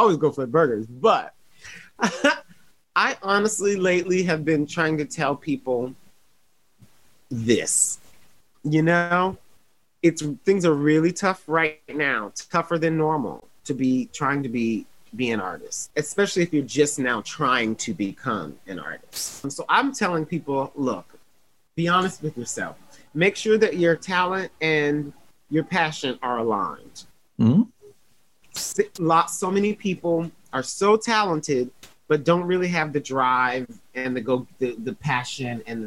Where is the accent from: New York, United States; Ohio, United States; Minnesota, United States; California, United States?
Ohio, United States; Toledo; I'm from Toledo, Ohio